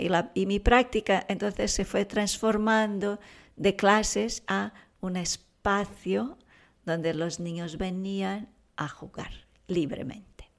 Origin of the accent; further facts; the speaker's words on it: São Paulo, Brazil; moved away as an adult; now in Girona, Spain; Yo soy de Brasil, ah, viví allí, estudié ahí trabajaba allí. cuando vine ya tenía 28 años